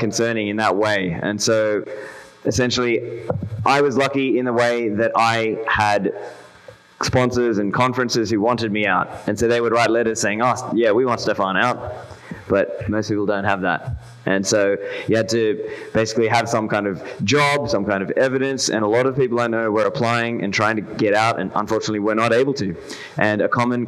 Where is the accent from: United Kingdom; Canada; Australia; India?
Australia; moved away as an adult; I grew up in Australia. I've lived in Australia for over 30 years up until now.